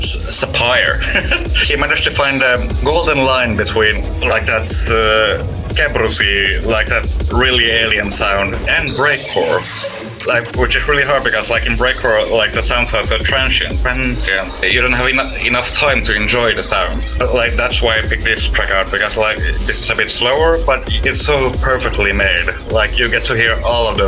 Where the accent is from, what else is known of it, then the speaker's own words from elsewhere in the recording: Helsinki, Uusimaa, Finland; I'm from Helsinki